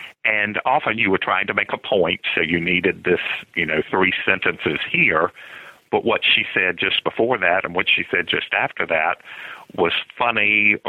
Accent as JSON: {"language": "English", "town": "Lynchburg", "region": "Virginia", "country": "United States", "tie": "born or raised there", "said": "Grew up in Lynchburg, Virginia. It's sort of right in the center of the state."}